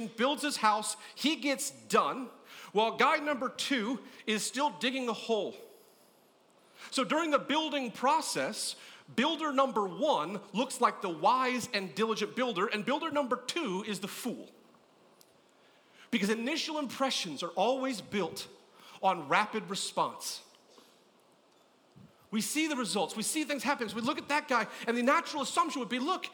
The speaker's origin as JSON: {"language": "English", "region": "California", "country": "United States", "tie": "born or raised there", "said": "I grew up in California"}